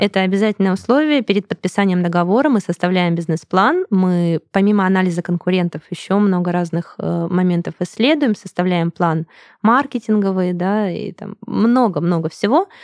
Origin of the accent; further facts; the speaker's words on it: Krasnodar, Krasnodar Krai, Russia; moved away as an adult; now in Saint Petersburg, Russia; Сама я из Краснодара, переехала в Санкт-Петербург.